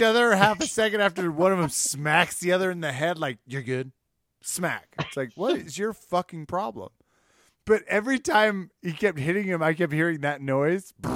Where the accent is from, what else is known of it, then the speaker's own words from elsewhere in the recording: Midwest, United States; I was raised in the Midwest